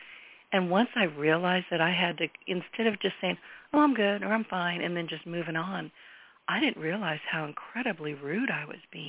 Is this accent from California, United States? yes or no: yes; San Francisco Bay Area, California, United States; also born or lived in Louisiana (Cajun country); now in Louisiana, United States; I was born and raised in the San Francisco Bay Area. Everybody's in a hurry. They're always busy. They don't make eye contact. I moved to the South